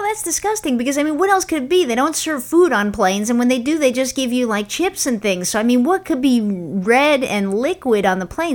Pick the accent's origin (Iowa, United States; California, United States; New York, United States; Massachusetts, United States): New York, United States; when we were growing up in New York